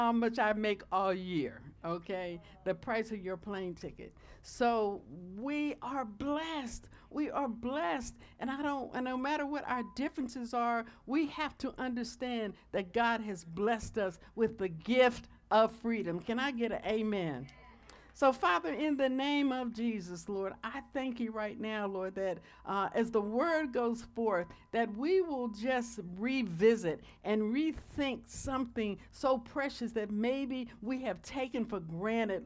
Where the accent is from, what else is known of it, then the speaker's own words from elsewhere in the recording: United States; as an American